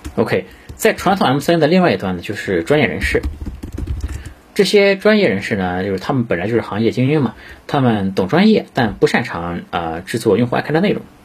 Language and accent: Chinese; China; 我们中国人